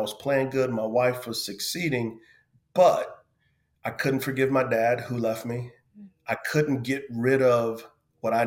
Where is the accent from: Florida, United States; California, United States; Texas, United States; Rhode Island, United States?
Texas, United States; San Antonio; I grew up in San Antonio, Texas, on an area of the city called the West Side.